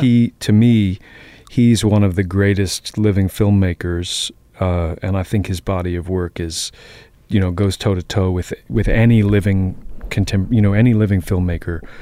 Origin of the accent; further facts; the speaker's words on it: Boston, Massachusetts, United States; also born or lived in Queens, New York; I grew up in Jamaica Plain.